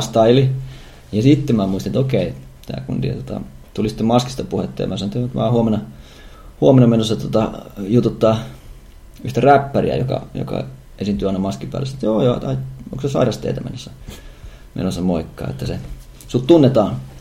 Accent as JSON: {"language": "Finnish", "region": "Savonia", "country": "Finland", "said": "me kaikki Savosta lähtöisin olevat olemme."}